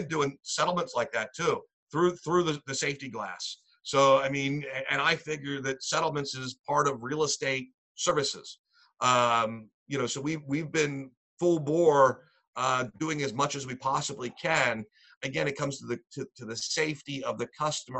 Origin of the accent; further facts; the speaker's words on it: Lancaster, Pennsylvania, United States; moved away as an adult; now in Northumberland County, United States; I'm from Lancaster, Pennsylvania. I'm currently in Northumberland County